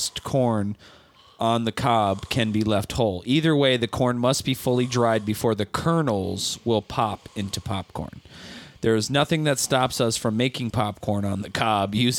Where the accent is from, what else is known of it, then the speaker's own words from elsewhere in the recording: Midwest, United States; I grew up in the Midwest where everybody loves corn